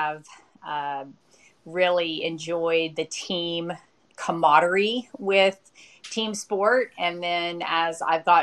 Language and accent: English; Western North Carolina, United States; I grew up in Western North Carolina, kind of the rural part of the state up in the Smoky Mountains